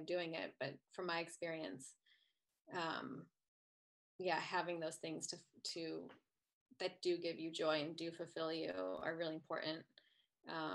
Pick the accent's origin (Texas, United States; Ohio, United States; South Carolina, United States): Ohio, United States; moved away; I'm from Ohio